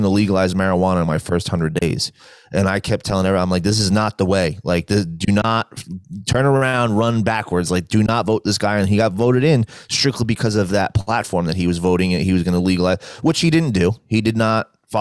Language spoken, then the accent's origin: English; New Jersey, United States; moved away; I'm from New Jersey. It's where I grew up, born and raised, lived there a majority of my life